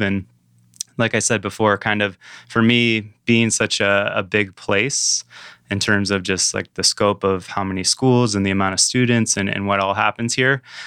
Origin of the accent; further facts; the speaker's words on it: downstate Michigan, United States; moved away as an adult; also born or lived in Aspen, Colorado; now in Traverse City, United States; I grew up downstate, so I'm from Michigan, the Mitten, um, you know, originally